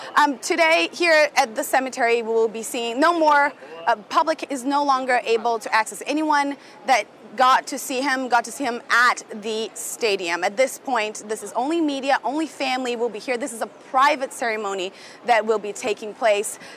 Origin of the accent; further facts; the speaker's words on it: Brazil; moved away; as a Brazilian uh, who's been abroad for so long